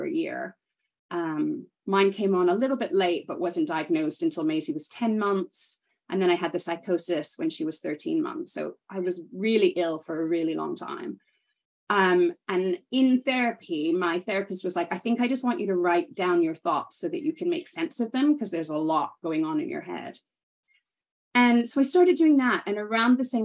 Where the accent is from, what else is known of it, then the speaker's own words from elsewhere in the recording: Canada; moved away as an adult; also born or lived in United Kingdom; now in London, United Kingdom; I grew up in Canada, but kind of always spent time in both